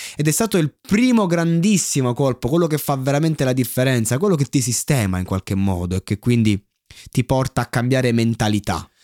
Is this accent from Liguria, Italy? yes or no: no; Roseto degli Abruzzi, Abruzzo, Italy; now in Chieti, Italy; io non sono di Pescara, io sono di Roseto che è lì vicino, eh, attualmente tra l'altro spesso vivo a Chieti